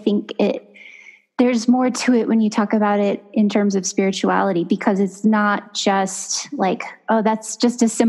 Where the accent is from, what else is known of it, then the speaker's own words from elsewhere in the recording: Los Banos, California, United States; in my hometown of Las Banas, California, my family has owned a funeral chapel